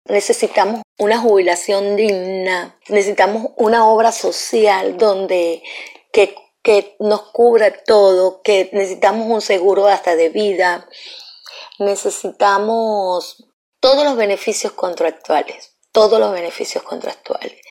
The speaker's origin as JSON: {"language": "Spanish", "country": "Venezuela", "moved": "as an adult", "said": "Yo soy una profesional que vengo de Venezuela"}